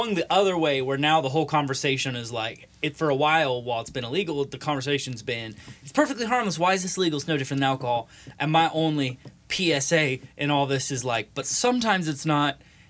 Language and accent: English; California, United States; we're from California